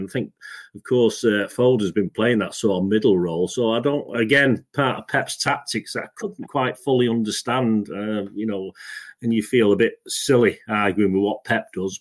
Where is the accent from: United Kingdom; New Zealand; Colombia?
United Kingdom; England; I'm English. I'm British